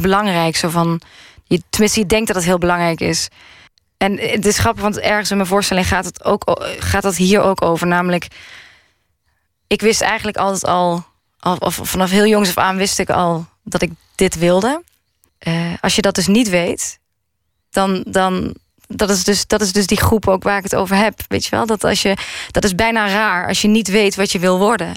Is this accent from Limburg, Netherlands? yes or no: yes; Maastricht, Limburg, Netherlands; now in Amsterdam, Netherlands; waar ik ben opgegroeid. Waar, waar was dat? Maastricht